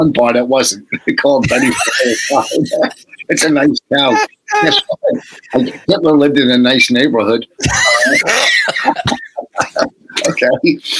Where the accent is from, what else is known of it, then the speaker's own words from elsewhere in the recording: Chicago, Illinois, United States; Yeah, you don't scare me. I'm from Chicago.